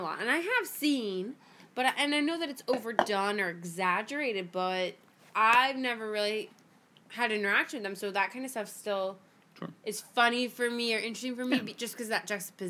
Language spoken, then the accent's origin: English; Miami, Florida, United States; I'm from Miami. I don't think I've ever met an Amish person in my life.